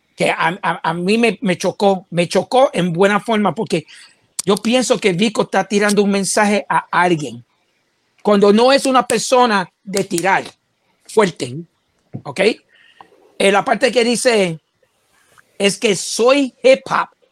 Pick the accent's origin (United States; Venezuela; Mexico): United States; yo soy bien americano